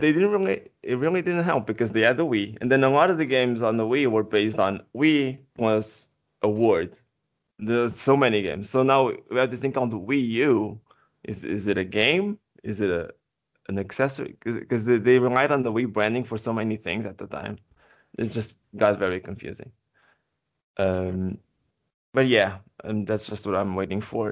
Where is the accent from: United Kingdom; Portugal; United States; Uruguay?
Portugal; first language Portuguese; English is a second language; I'm not a native English speaker. I'm from Portugal.